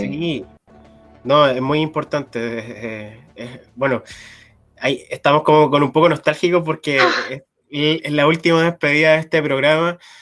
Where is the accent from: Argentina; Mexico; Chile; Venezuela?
Chile; como Chile, somos los jaguares de Latinoamérica